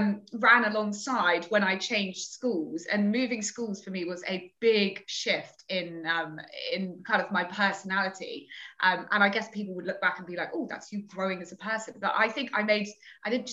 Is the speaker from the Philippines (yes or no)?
no; Torquay, South West England, United Kingdom; the girls' grammar school in the area that I grew up in Torquay